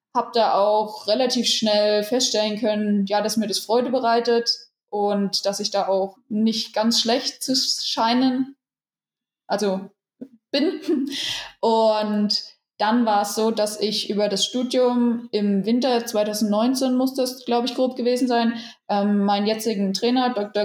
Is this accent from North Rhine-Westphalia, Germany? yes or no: no; Rhön, Franconia, Bavaria, Germany; moved away as an adult; now in Gera, Germany; Ich bin wohnhaft in Gera und komme aber aus der schönen Rhön, aus dem Franken. Und ja, mich hat es nach Gera verschlagen, einfach aus sportlichen Gründen, aus trainingstechnischen Gründen. Aber meine Heimat, wie gesagt, ist in der Rhön.